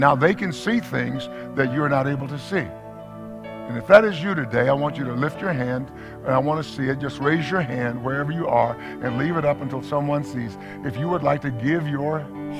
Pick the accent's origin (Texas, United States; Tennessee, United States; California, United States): Texas, United States; East; I'm from East Texas